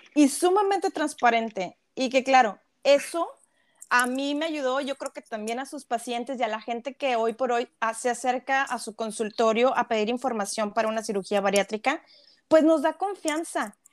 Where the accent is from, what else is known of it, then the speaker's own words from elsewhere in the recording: Mexico; como país, como mexicanos, nos gusta competir